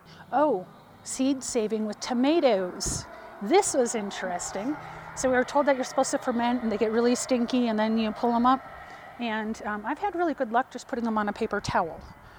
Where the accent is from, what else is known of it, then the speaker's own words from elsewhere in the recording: Mora, New Mexico, United States; When I go to other areas and I say, you know, I'm from Mora, and we have got this huge growers co-op.